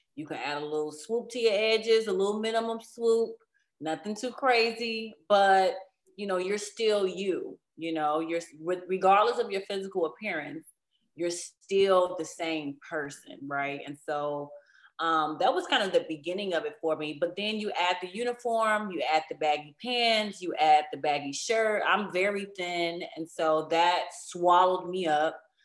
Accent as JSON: {"language": "English", "town": "Chicago", "region": "Illinois", "country": "United States", "said": "I'm, I'm from Chicago. I am a big city girl"}